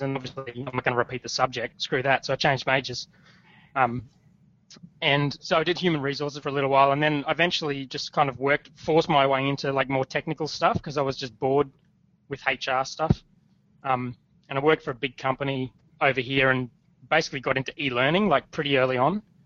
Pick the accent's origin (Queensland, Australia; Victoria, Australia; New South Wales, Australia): Queensland, Australia; Logan; now in Gold Coast, Australia; I grew up in Brisbane in a place called Logan